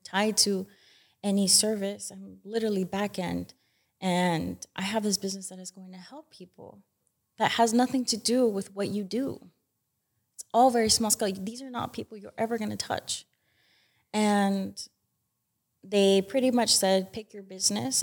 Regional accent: Utah, United States; born or raised there

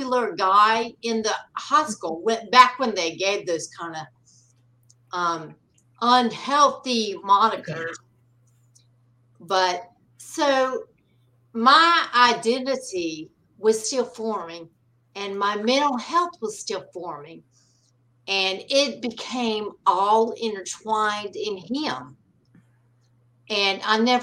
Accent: North Carolina, United States; I grew up in North Carolina

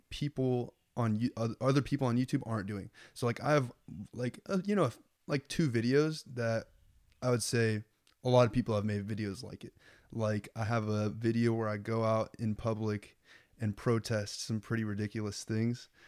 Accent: Lincoln, Nebraska, United States; Well, I, I grew up in Lincoln, and Lincoln is like, it's it's like all white people and Mexican people, you know.

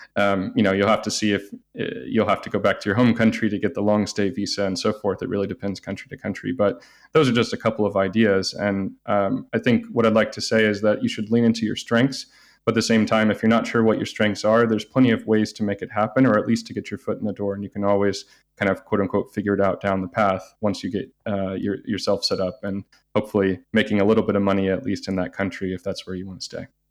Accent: California, United States; moved away as an adult; also born or lived in Singapore / Beijing, China / Japan; now in Porto, Portugal; I'm originally from the United States, born and raised there, uh, say mostly from California

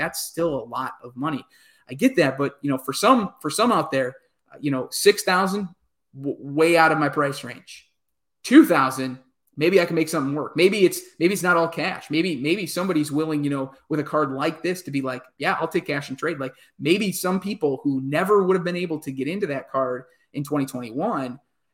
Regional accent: Wisconsin, United States; growing up in Wisconsin in the 90s

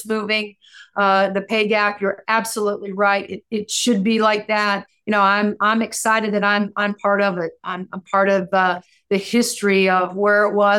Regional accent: Seymour, Indiana, United States; I'm a kid from Southern Indiana that grew up in this state

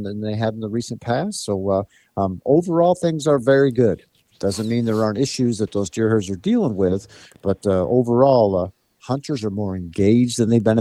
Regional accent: Pennsylvania, United States; I come from Pennsylvania, and actually I'm talking to you today from North Central Pennsylvania.

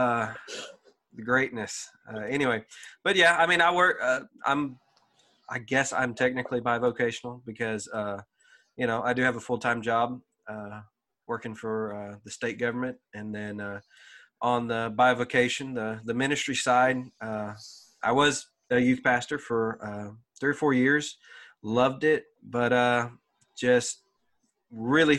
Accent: DeRidder, Louisiana, United States; I'm from DeRidder.

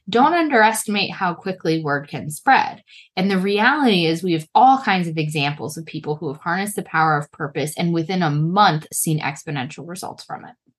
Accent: United States; as we say in America

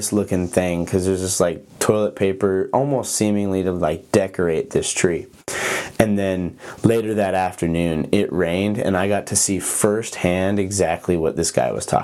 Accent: Montana, United States; moved away as an adult; also born or lived in Oregon; I grew up in Montana but went to college in Oregon

